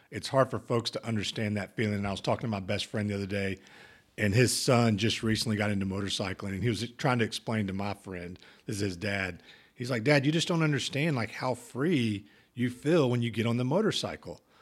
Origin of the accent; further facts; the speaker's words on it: Oklahoma, United States; So growing up in Oklahoma, you know, that's not.